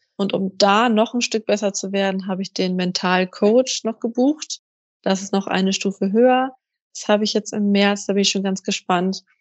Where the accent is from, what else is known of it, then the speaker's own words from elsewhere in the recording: Kiel, Schleswig-Holstein, Germany; ich komme aus Kiel an der Ostsee